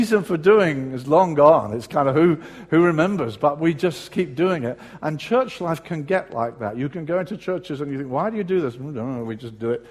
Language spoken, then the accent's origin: English; Brighton, South East England, United Kingdom; moved away; in my hometown of Brighton, when I was living there